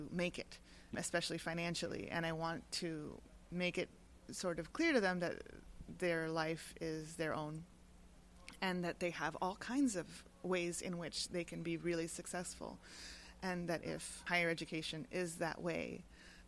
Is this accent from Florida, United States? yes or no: yes; Miami, Florida, United States; moved away as an adult; I grew up in Miami